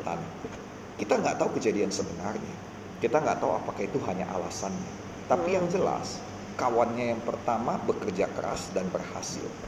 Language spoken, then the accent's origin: Indonesian; North Sumatra, Indonesia; saya datang dari SMA Negeri 1 salah satu yang paling baik di Sumatera Utara